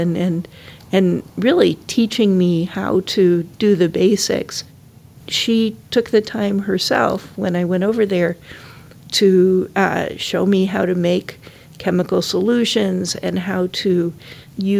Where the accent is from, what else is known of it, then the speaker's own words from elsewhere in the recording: Syracuse, New York, United States; And I was born in Syracuse, New York.